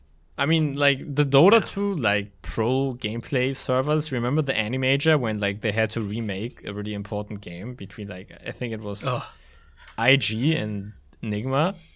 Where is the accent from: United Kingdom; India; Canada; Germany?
Germany; Berlin; I'm from Berlin.